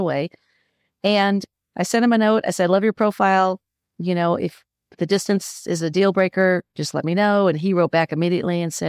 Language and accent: English; Midwest, United States; also born or lived in Los Angeles; now in North Carolina, United States; born and bred in the Midwest, but I've been in North Carolina for close to 20 years after about 20 years in Los Angeles.